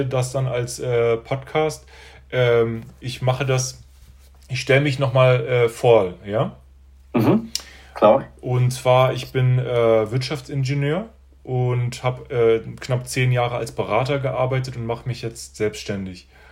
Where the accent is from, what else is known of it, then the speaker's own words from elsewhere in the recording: Berlin, Germany; also born or lived in China; now in Stuttgart, Germany; ich bin äh, aus Berlin ursprünglich und bin jetzt in Stuttgart